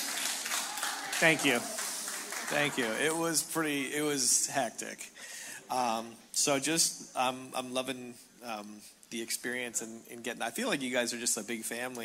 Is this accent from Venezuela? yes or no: no; Canada; now in Cathedral City, United States; I'm Canadian. My wife is Australian, and we live in Cathedral City in essentially Palm Springs